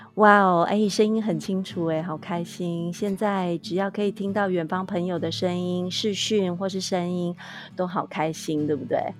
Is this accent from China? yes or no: no; Taiwan; 我们台湾这边也是从五月份开始